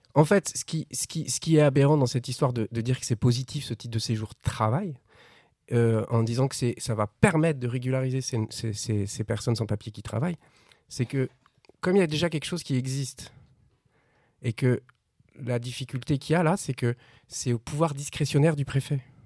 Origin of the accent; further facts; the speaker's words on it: France; On vient de la France